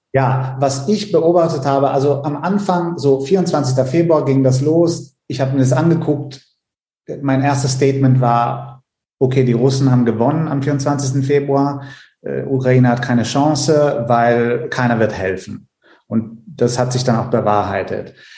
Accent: Italy; moved away; in Italien äh, zu der Zeit, wo ich aufgewachsen bin

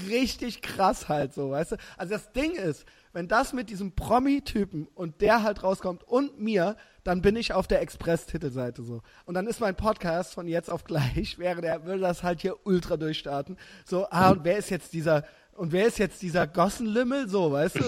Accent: Germany; ich bin halt Deutscher

